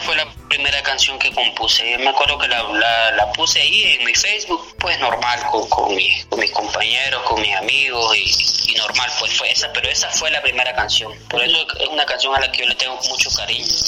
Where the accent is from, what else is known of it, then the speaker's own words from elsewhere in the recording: San Rafael del Norte, Jinotega, Nicaragua; moved away as an adult; also born or lived in León, Nicaragua; Yo nací en San Rafael del Norte, Guinotea, el 5 de septiembre del 93. Ese es mi origen. Ahí estudié primaria, ahí estudié secundaria